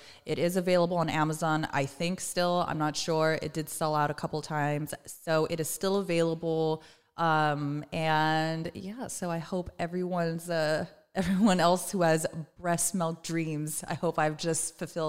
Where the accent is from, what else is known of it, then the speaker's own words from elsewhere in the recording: Moreno Valley, California, United States; I'm from Moreno Valley.